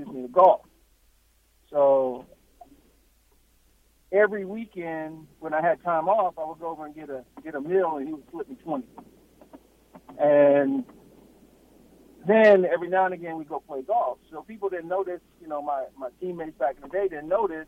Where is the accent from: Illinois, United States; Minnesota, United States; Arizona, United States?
Arizona, United States; I'm from Arizona